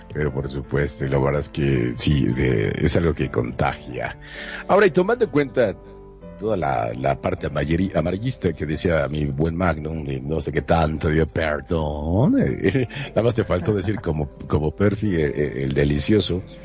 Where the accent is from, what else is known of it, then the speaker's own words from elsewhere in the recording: Monterrey, Nuevo León, Mexico; now in Mexico City, Mexico; soy de Monterrey, Nuevo León, pero transmito desde la Ciudad de México